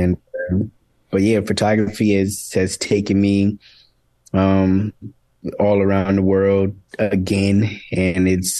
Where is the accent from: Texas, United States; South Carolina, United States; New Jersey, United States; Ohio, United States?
South Carolina, United States; also born or lived in Boston / Los Angeles; now in Atlanta, United States; You know, I spent my younger years in Boston. I was born in South Carolina. I went to high school in South Carolina.